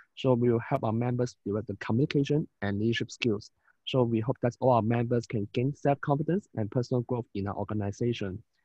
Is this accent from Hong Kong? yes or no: yes; Hong Kong; from Hong Kong